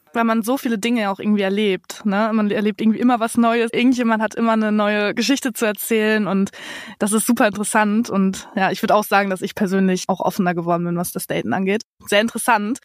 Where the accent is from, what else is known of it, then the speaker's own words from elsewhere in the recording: district of Cloppenburg, Lower Saxony, Germany; moved away as an adult; now in Berlin, Germany; Wir sind tatsächlich beide im gleichen Landkreis aufgewachsen